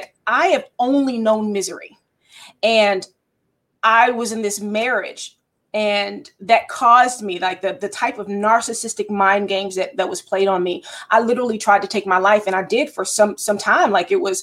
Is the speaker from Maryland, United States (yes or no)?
yes; Baltimore, Maryland, United States; also born or lived in Towson, Maryland; I was born and raised in Baltimore, Maryland. I spent some years here and there, but mostly Baltimore is my hometown